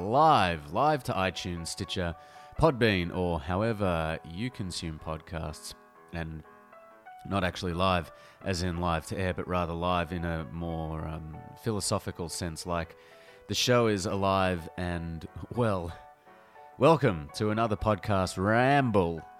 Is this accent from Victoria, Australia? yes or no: yes; Melbourne, Victoria, Australia; a Melbourne boy